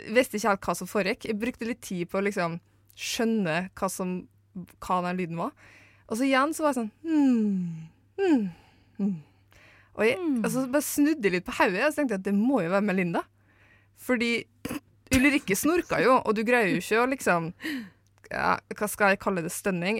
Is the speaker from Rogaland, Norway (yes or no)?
no; Eidsvåg, Møre og Romsdal, Norway; moved away; jeg er fra Møre og Romsdal. Eh, Eidsvåg i Romsdal, for å være spesifikk